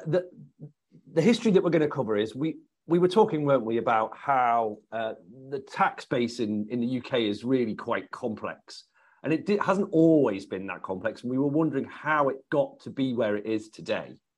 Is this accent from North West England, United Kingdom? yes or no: yes; the Northwest, North West England, United Kingdom; where I come from in the Northwest